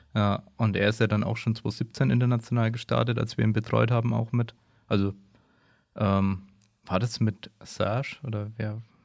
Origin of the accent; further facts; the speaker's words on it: Germany; wir als Deutsche